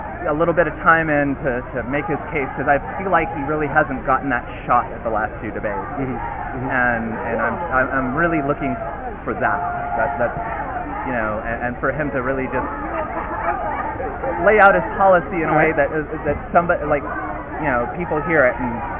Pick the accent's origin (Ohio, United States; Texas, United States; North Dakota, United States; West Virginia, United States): Texas, United States; Dallas; I'm …, and I'm from Dallas, Texas.